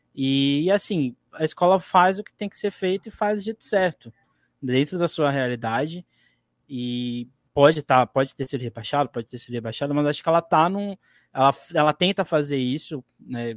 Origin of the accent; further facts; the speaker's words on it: Guarujá, São Paulo, Brazil; eu sou aqui do Guarujá, eu, eu, eu vivo aqui